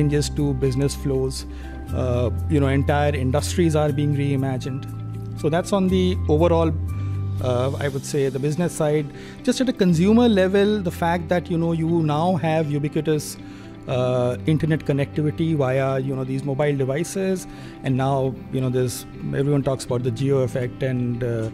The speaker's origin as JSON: {"language": "English", "region": "Delhi", "country": "India", "said": "I'm from Delhi"}